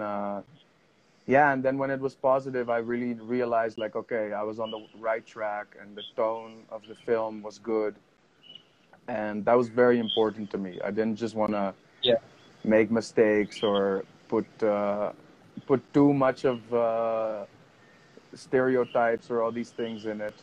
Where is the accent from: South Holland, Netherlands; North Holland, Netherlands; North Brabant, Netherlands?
North Holland, Netherlands; Amsterdam; moved away as an adult; now in Himachal Pradesh, India; I'm 31 and I'm from Amsterdam, from the Netherlands